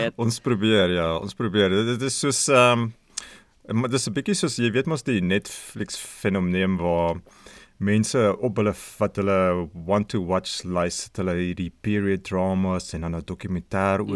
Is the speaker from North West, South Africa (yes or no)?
yes; Magaliesberg area, between Pretoria and Brits, North West, South Africa; moved away as an adult; now in Australia; 'n uh, woongebied met die naam Akasha het uh, ek en ouens van die van die podcast groot geword